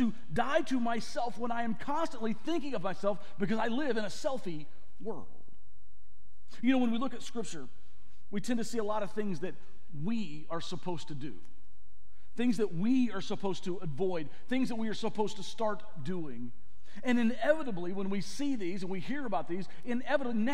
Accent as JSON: {"language": "English", "region": "the South", "country": "United States", "tie": "born or raised there", "said": "I grew up in the South"}